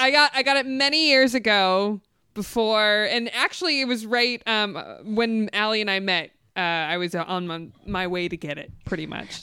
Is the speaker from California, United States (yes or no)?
yes; the Valley, California, United States; I grew up in the Valley